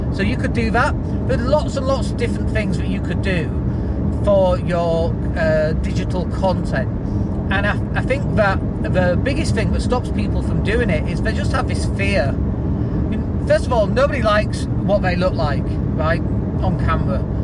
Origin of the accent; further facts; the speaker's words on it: Yorkshire and the Humber, United Kingdom; accent: Yorkshire; also born or lived in Leeds; I lived up in Leeds and I'd go down to London and I used to be really embarrassed about my Yorkshire accent.